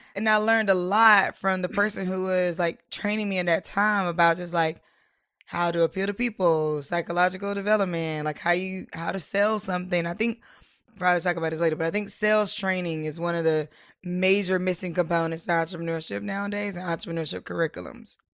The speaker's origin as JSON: {"language": "English", "town": "Durham", "region": "North Carolina", "country": "United States", "moved": "yes", "lives_now": "Washington, D.C. area, United States", "said": "I'm from, I'm originally from Durham, North Carolina, and I now am in the D M V, like, the D C area."}